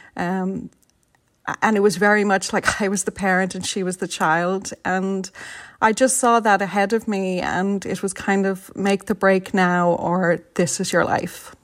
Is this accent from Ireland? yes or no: yes; Dublin, Leinster, Ireland; moved away as an adult; now in San Francisco, United States; I'm from Vibbsborough, not, a stone's throw from Cabra.